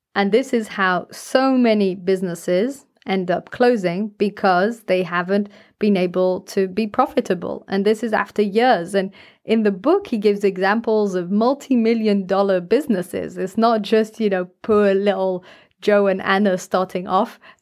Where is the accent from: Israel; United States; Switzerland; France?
France; I grew up in France